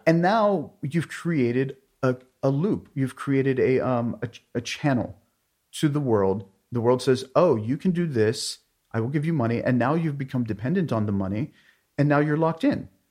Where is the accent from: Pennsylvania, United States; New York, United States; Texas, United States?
Pennsylvania, United States; outside of Pittsburgh; outside of Pittsburgh, Pennsylvania